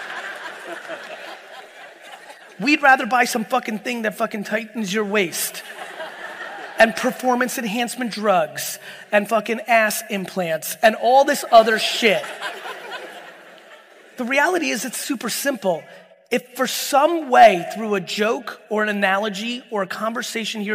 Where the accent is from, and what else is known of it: Edison, New Jersey, United States; born or raised there; also born or lived in Soviet Union